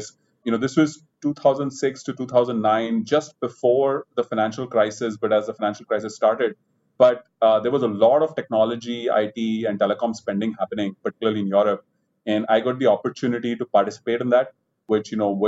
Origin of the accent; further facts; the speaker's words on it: India; moved away as an adult; also born or lived in London; although I'm an Indian and, you know, I spent all my life in India, I never worked in India before